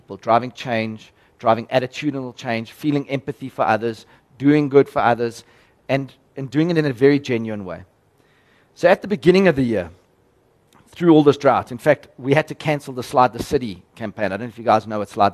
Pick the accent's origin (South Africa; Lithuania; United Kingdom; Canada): South Africa; as a South African